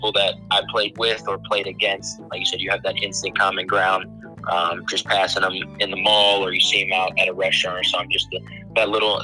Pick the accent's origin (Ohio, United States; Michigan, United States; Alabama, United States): Ohio, United States; Canton; moved away as an adult; now in New Jersey, United States; I'm from Canton, Ohio. I'm currently one of the directors of recruiting at the Hoop Group, a grassroots basketball company based out of New Jersey. I'm a former college basketball player. Like I said, grew up in Canton, Ohio